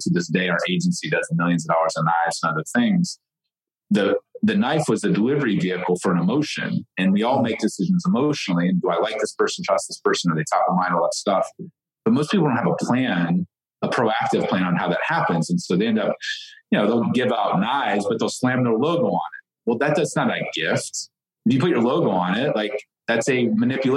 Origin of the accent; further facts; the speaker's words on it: Ohio, United States; I grew up in the Midwest. I didn't grow up with, you know, knowing what a referral was or what an entrepreneur was, or like I grew up milking goats every morning in Ohio on a farm